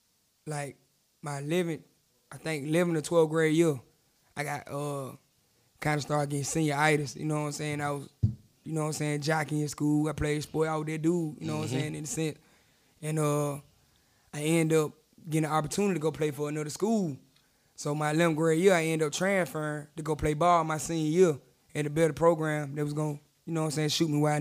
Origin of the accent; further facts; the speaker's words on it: Tuscaloosa, Alabama, United States; Tuscaloosa, Alabama.